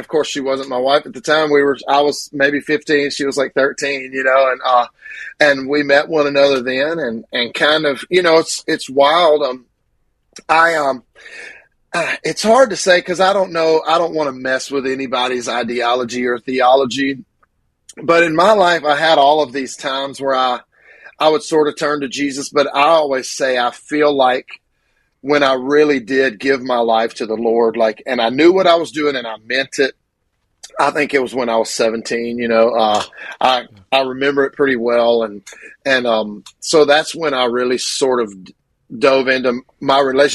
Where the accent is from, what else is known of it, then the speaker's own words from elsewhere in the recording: Grenada, Mississippi, United States; I was born in Grenada, Mississippi.